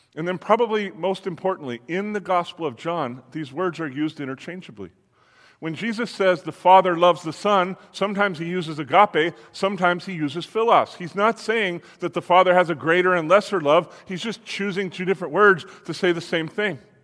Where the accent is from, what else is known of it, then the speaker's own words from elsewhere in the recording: Los Angeles, California, United States; I'm from Los Angeles